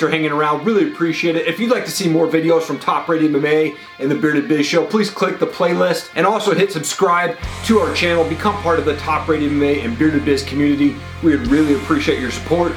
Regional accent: Idaho, United States; I'm from Idaho

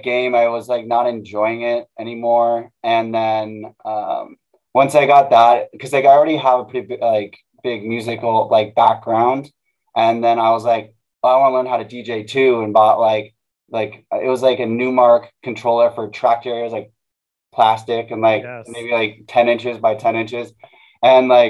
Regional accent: Manhattan Beach, California, United States; growing up in Manhattan Beach

